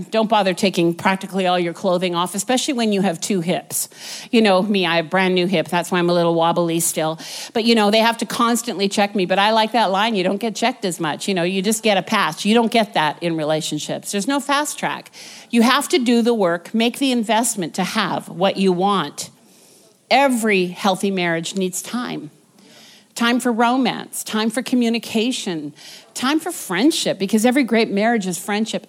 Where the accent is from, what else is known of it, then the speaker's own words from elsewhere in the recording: Vancouver, British Columbia, Canada; moved away as an adult; we were from Vancouver, born and raised in Vancouver